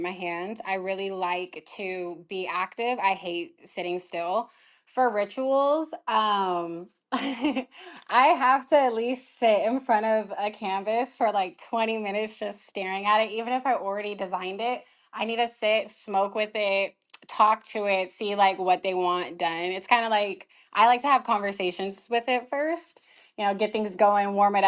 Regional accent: California, United States; I'm from California

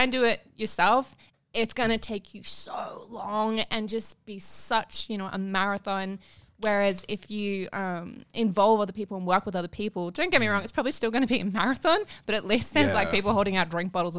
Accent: Taree, New South Wales, Australia; moved away as an adult; also born or lived in Wagga Wagga; now in Sydney, Australia; I come from a very upper class background. I'm from Taree.

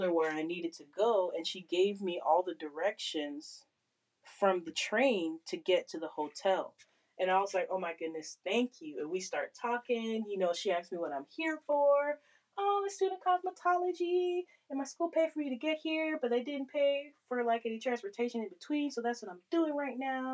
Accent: Florida, United States; I'm from Florida

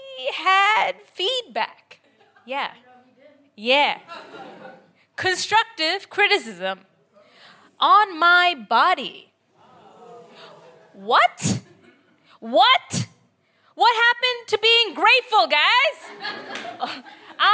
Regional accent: Canada; accent: Canadian; also born or lived in Bangladesh; now in United Kingdom; My accent is Canadian. I'm British, Bangladeshi, Canadian, actually

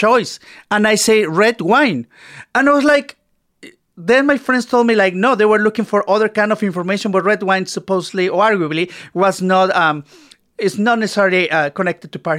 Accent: Mexico; moved away as an adult; now in Toronto, Canada; I'm from Mexico. I moved to Canada in 2000. So it's been 19 years.

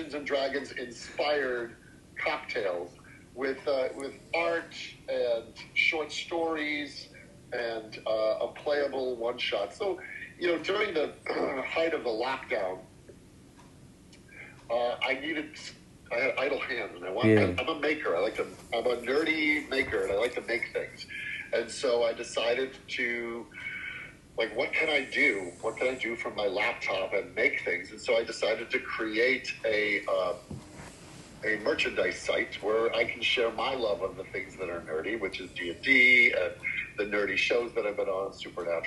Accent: Chicago, Illinois, United States; I grew up in Chicago

